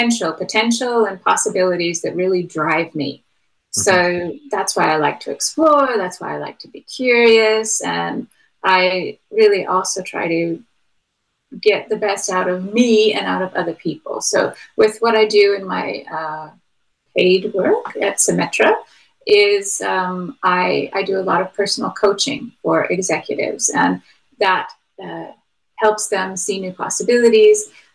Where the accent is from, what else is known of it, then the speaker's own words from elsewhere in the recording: United States; Since I'm from America, one of the guys that was pretty interesting to me was Benjamin Franklin.